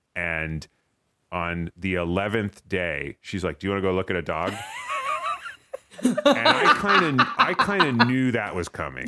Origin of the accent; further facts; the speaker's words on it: East Coast, United States; moved away as an adult; now in Los Angeles, United States; we're from the East Coast